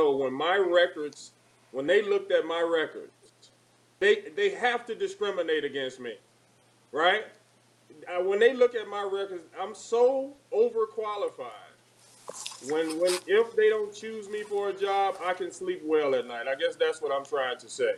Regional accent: Louisiana, United States; growing up in the South

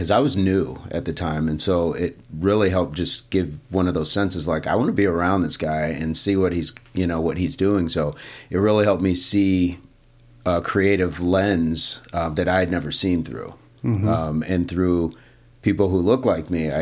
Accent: Michigan, United States; also born or lived in Tennessee; when I was very small, we moved from Tennessee to Michigan.

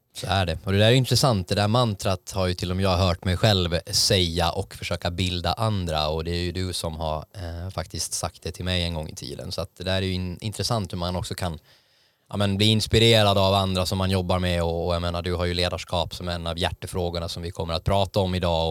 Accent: Åland, Finland

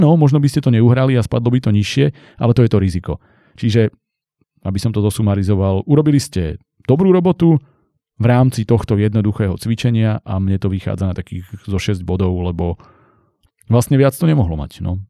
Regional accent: central Slovakia, Slovakia; ja som zo stredného Slovenska

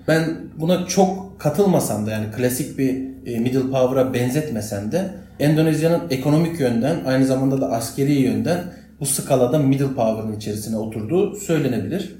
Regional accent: Turkey

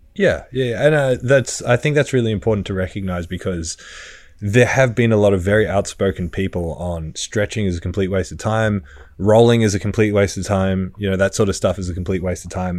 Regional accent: Australia; I was from Australia

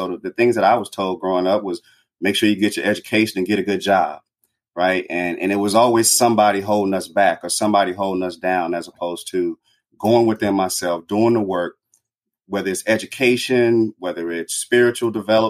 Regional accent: Chicago, Illinois, United States; a lot of the things that happened in my life growing up in Chicago, being poor, coming from a poor family, a large family.

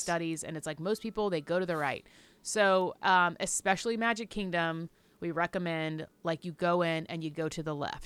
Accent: the South, United States; I'm from the South.

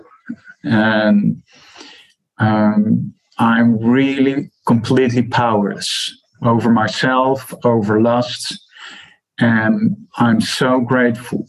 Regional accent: Netherlands; I'm from the Netherlands

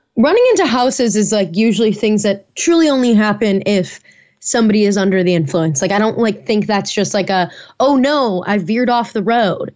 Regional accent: Naperville, Illinois, United States; moved away; I'll be in the Chicago suburbs for that back in my hometown, Naperville

